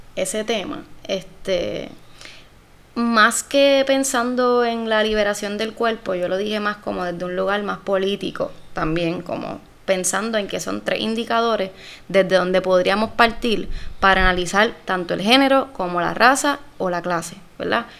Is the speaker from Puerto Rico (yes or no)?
yes; Puerto Rico; yo soy una mujer puertorriqueña primero que cualquier cosa